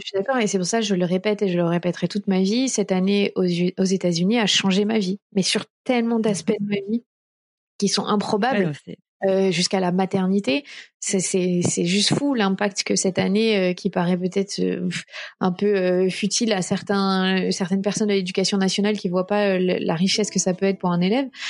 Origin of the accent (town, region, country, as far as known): France; also born or lived in Minneapolis, United States